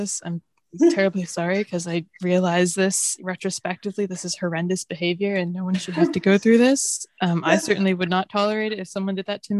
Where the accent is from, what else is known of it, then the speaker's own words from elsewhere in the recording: United Kingdom; Oh, they know I'm British through and through.